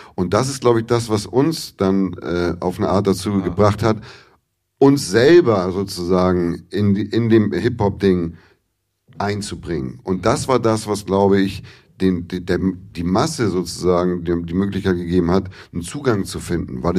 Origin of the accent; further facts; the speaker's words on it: Hamburg, Germany; ich bin in Hamburg geboren, habe ich erzählt, war dann hier in der Grundschule, bin aber mit elf aufs Dorf gezogen